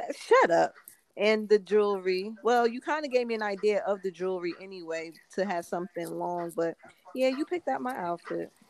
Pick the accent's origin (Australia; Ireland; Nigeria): Nigeria; African and being Nigerian